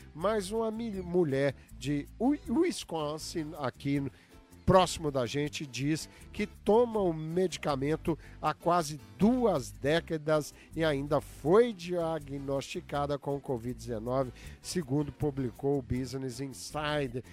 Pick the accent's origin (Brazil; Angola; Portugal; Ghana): Brazil; now in United States; desde a minha juventude lá no Brasil